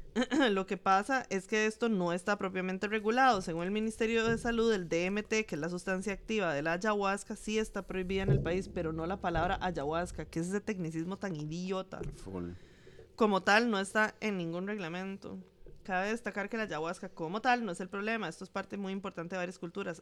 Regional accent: Jacó, Puntarenas, Costa Rica; Yo soy de Jacob

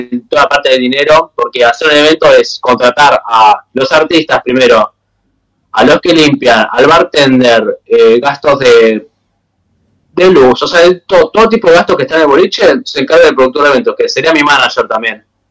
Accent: Buenos Aires, Argentina; yo soy originario de Buenos Aires

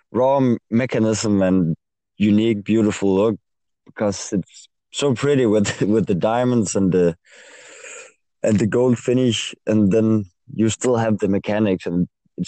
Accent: Denmark; obviously, and I am 23 years old. I'm from Denmark, and I am an industrial technician, educated industrial technician.

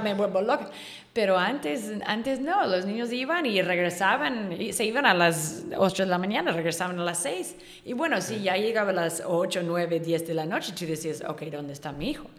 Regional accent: Chico, California, United States; moved away as an adult; now in Yucatán, Mexico; Yo soy de California, norte de California

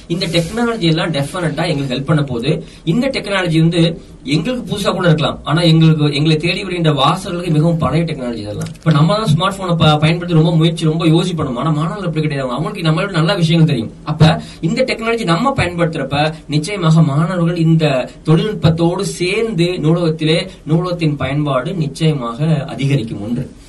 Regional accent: Dindigul, Tamil Nadu, India; also born or lived in Kerala; நான் திண்டுக்கல்ல பிறந்து வளர்ந்தவன்

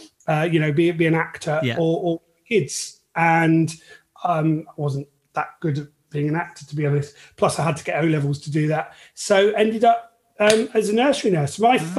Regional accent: England, United Kingdom; I'm English

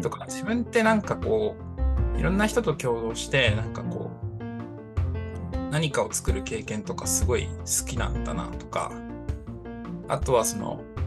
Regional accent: Toyama, Japan; 僕、富山出身なんですけど、富山富山県出身で18年間生まれ育ちました

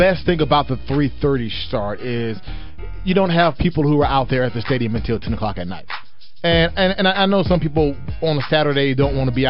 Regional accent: Mississippi, United States; I am from Mississippi

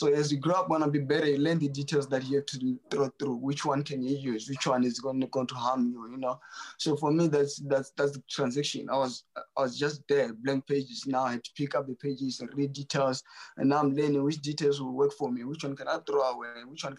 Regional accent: Botswana; I was raised by my grandparents. I really never known my mom or my dad, you know, so raised in the farms

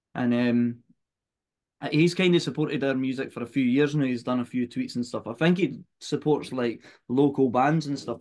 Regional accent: Fife, Scotland, United Kingdom; we're from Fife, that's no far from each other at all

